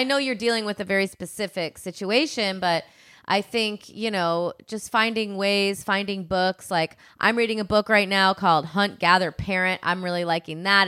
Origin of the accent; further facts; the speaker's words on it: Midwest, United States; I'm from the Midwest and we said reggae